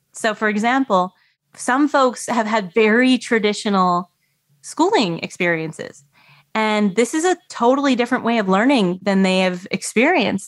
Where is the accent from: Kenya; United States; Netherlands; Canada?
Canada; So I grew up in Canada, very cold, very snowy